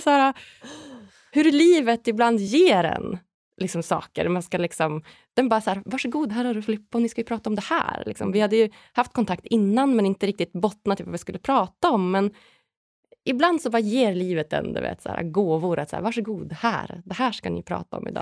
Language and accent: Swedish; Umeå, Västerbotten County, Sweden; någonstans är jag uppvuxen i, i Umeå i Norrland, i liksom en liten stad